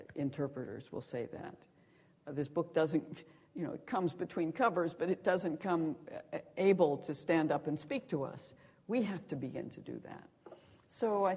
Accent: Montana, United States; moved away; I grew up in Montana, and it's very very wide in the American West

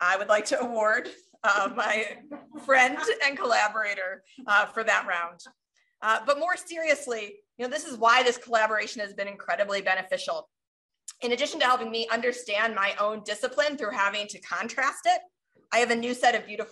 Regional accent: Cleveland, Ohio, United States; moved away; I grew up in Northeast Ohio near Cleveland

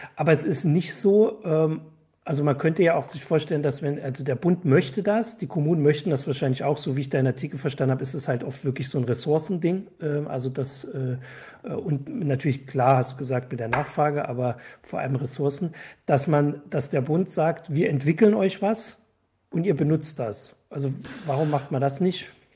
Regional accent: Erfurt, Thuringia, Germany; als Erfurter

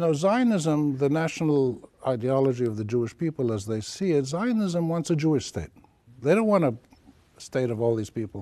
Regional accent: Palestine; also born or lived in Jordan; now in Lebanon; Palestine is my home country. I'm Palestinian, Jordanian, but I live in Lebanon

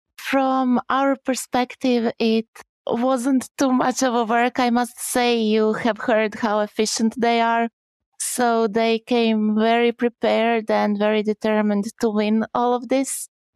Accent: Croatia; English is a second language; Okay, so hi … I come from Croatia.

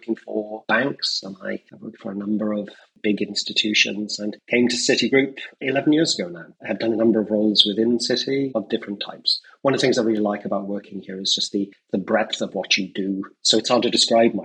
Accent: Wales, United Kingdom; moved away; I grew up in Wales, a million miles away from the city of London.

